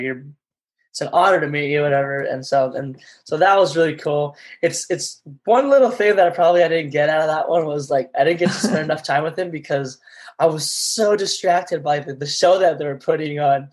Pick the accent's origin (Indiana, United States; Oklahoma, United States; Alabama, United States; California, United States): California, United States; Los Angeles; I was born in Los Angeles